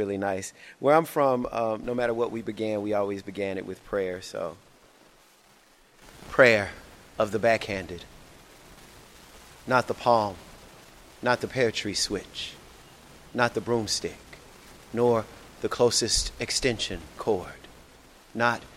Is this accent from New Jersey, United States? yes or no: no; Shreveport, Louisiana, United States; moved away as an adult; also born or lived in New Orleans, Louisiana / Houston, Texas / San Diego, California; I'm originally from Shreveport, Louisiana, and I grew up there till I would say 18